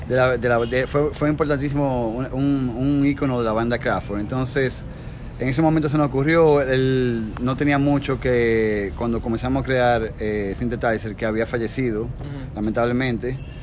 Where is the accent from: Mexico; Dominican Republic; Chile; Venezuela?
Dominican Republic; en mi país también había rock dominicano